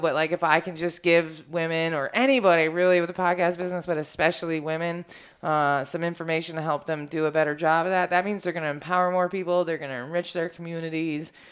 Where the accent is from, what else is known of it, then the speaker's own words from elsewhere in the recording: Washington, District of Columbia, United States; I'm from Washington, D.C., so everybody in my life that I care about is black